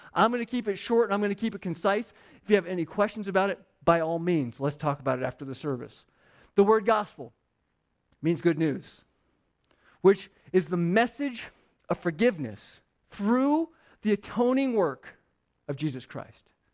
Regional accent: Phoenix, Arizona, United States; I grew up in Phoenix where the ground was, like, a thousand degrees all the time

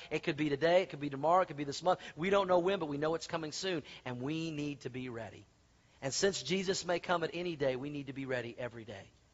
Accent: Tulsa, Oklahoma, United States; also born or lived in Colorado; now in Denver, United States; I grew up in Tulsa, Oklahoma

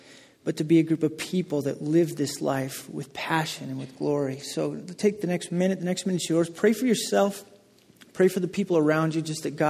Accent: Wyoming, United States; moved away; I grew up in Wyoming

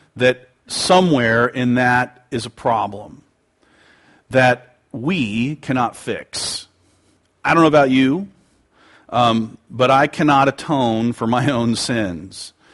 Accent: United States; pridefully American, although I am proud

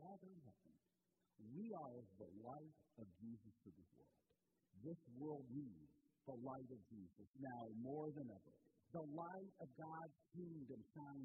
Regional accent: Portland, Indiana, United States; moved away as an adult; also born or lived in Maryland; now in Michigan, United States; I grew up in Portland, Indiana, and I've told some stories along the way of growing up in Indiana.

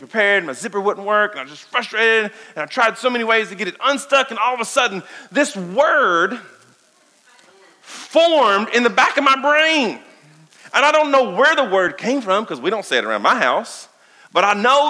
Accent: Danville, Kentucky, United States; I grew up here in Danville, Kentucky

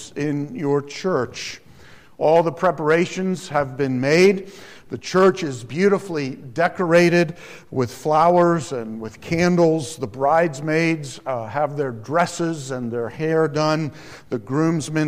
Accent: Alamance County, North Carolina, United States; I'm from Alamance County, North Carolina, a rural county.

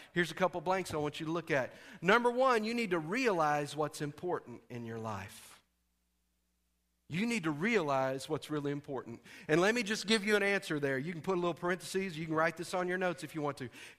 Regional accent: Texas, United States; Lord, that's in Arkansas. I'm from Texas. They will kill me.

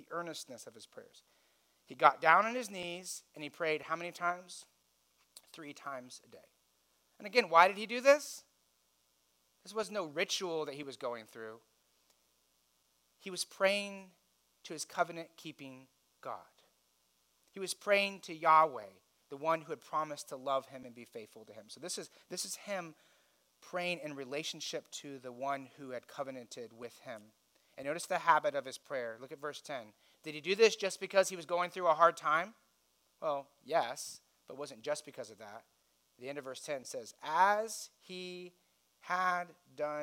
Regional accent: United States; As wealthy Americans

